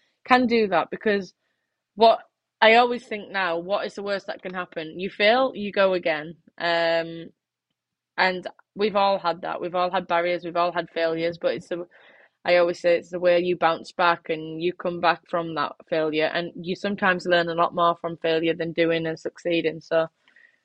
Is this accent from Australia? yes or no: no; England, United Kingdom; my home country